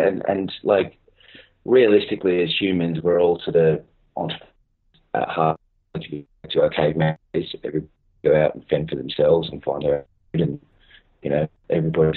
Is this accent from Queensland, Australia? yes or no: no; Sydney, New South Wales, Australia; we're based in the northwestern suburbs of Sydney, which is where I grew up in Ryde.